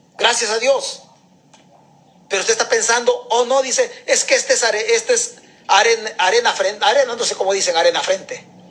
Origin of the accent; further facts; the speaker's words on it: El Salvador; now in United States; Mi tierra se llama El Salvador. Yo estoy prestado en Estados Unidos